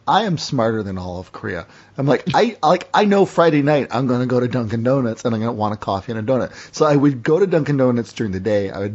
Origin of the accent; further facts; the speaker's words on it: Windsor, Ontario, Canada; now in Burlington, Canada; growing up in Windsor, Detroit